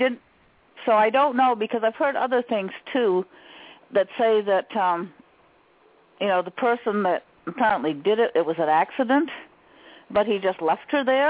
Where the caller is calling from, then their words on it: Maine, United States; Ah, Maine.